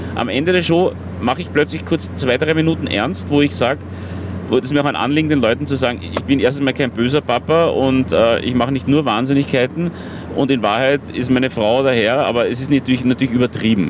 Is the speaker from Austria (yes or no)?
yes; Vienna, Austria; als Wiener